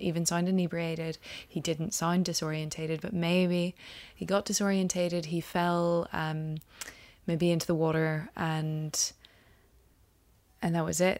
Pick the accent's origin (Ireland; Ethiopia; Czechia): Ireland; He brought Christianity to us pagans in Ireland